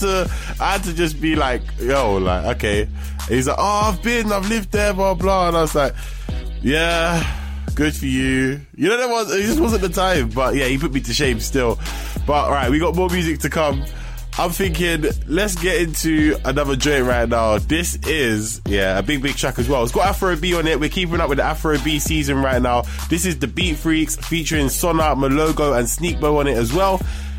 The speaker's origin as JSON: {"language": "English", "country": "United Kingdom", "said": "I'm from here, innit?"}